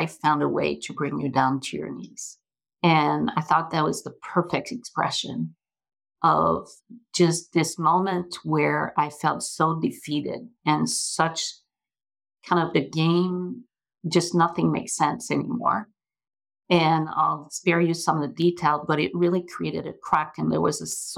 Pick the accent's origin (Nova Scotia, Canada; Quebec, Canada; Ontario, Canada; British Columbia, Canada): Quebec, Canada; Montreal; moved away; I grew up in Montreal, hence the accent